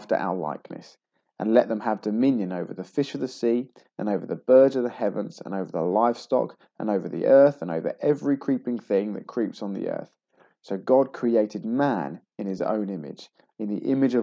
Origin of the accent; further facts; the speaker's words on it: England, United Kingdom; I'm a man, I'm English, I'm 38